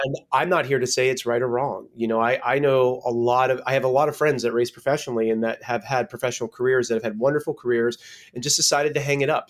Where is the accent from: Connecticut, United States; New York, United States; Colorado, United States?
Connecticut, United States; now in West Coast, United States; I grew up in Connecticut, and I've been back here with family.